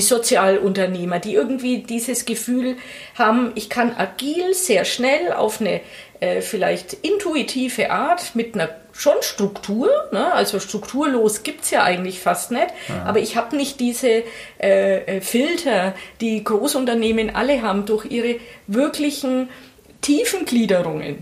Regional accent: Oberasbach, Bavaria, Germany; also born or lived in Nuremberg; ich bin in Nürnberg geboren. Ja. Und im Fürther Landkreis sofort mit der Babyschale verbracht worden. Also Zwei Tage später war ich Landkreis Fürth-Kind

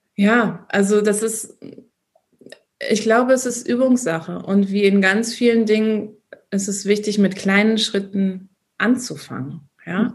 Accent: Bochum, North Rhine-Westphalia, Germany; moved away as an adult; now in Austria; ich war ein Kind oder ich bin ein Kind des Ruhrgebiets. Ich liebe Bochum

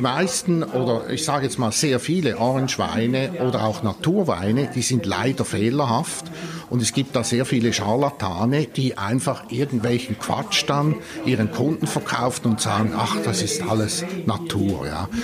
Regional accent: Switzerland; bei uns in der Schweiz

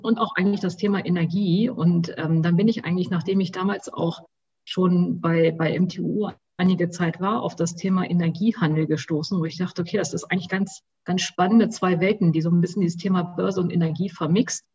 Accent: Hanover, Lower Saxony, Germany; also born or lived in Göttingen; ich komme sogar ursprünglich aus Hannover

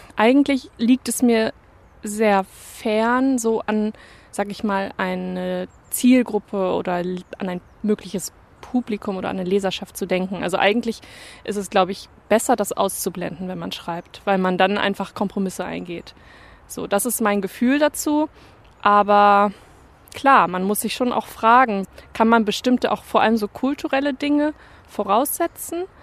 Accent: Bremen, Germany; first language German; moved away as an adult; also born or lived in Leipzig / Cologne; Ich komme ja ursprünglich auch aus Bremen

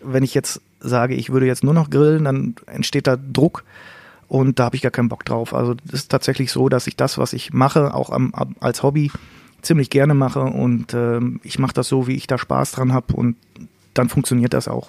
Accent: Münsterland, North Rhine-Westphalia, Germany; bei uns im Münsterland

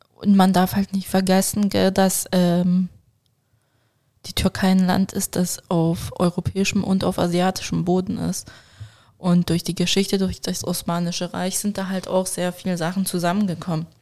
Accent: Switzerland; als Schweizer

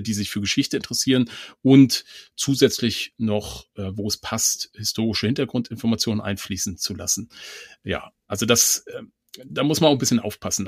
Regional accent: Mecklenburg-Vorpommern, Germany; ich komme ja aus Mecklenburg

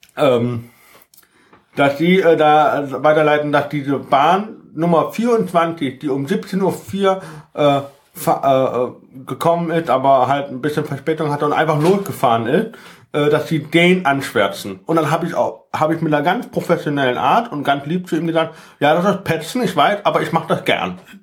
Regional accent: Lünebach, Rhineland-Palatinate, Germany; ich wurde äh, in meiner Heimat Lünebach ganz oft gezwungen, in die katholische Kirche zu gehen

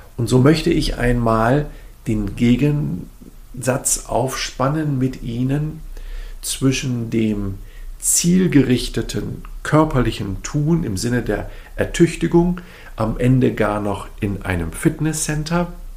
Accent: Germany; also born or lived in Sweden / Berlin; ich natürlich so als Deutscher

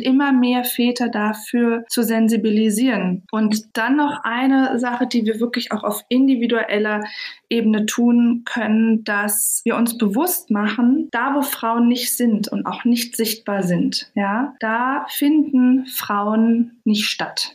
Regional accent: Berlin, Germany; Ich komme ja aus Berlin

